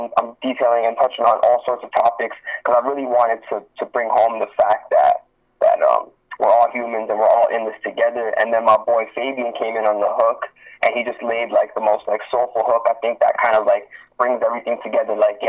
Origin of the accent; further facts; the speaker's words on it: Branson, Missouri, United States; all that. I'm from Branson. I'm a rapper, man.